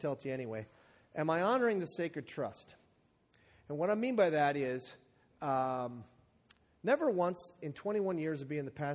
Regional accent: the Iron Range, Minnesota, United States; I'm from the Iron Range

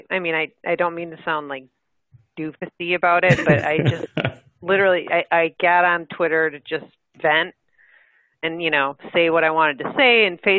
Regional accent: Midwest, United States; Well, I'm a Midwesterner. I mean, through and through, and there's a certain kind of mentality in the Midwest.

